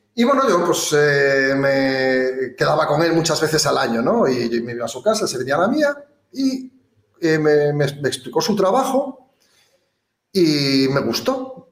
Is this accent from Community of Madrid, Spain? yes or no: no; province of Ourense, Galicia, Spain; now in Gran Canaria, Spain; gallego de nacimiento, de la provincia de Ourense